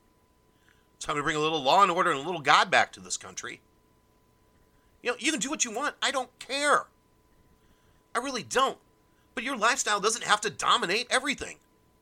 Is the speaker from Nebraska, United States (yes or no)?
yes; Omaha, Nebraska, United States; I'm from South Omaha.